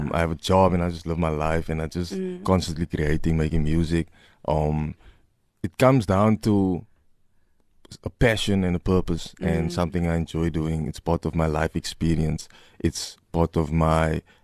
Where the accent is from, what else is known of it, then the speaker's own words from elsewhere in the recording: Cape Town, Western Cape, South Africa; I'm from Mitchell's Plain